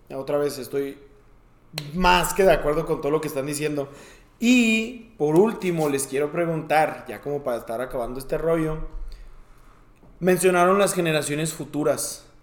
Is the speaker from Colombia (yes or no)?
no; Mexico; somos mexicanos.